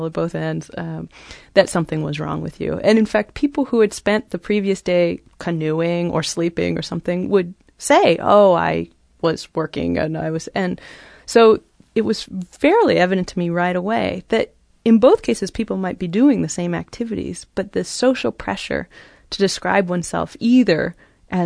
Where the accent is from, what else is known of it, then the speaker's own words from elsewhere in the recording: California, United States; moved away as an adult; also born or lived in Cambridge; I grew up in California and went to college in California